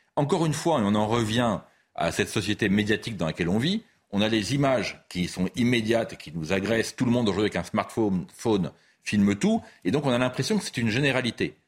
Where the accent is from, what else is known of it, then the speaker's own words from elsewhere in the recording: Paris, Île-de-France, France; je ne suis pas marseillais, moi je suis parisien